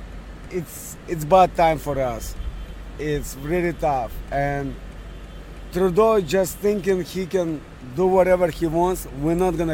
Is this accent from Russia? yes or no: yes; Russia; English is a second language; moved away as an adult; also born or lived in Montreal, Canada; now in Canada; Originally from Montreal. My original country is from Russia